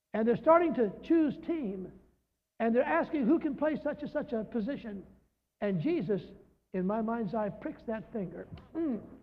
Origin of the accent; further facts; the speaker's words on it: Los Angeles, California, United States; I was born in the Methodist Hospital in Los Angeles, California.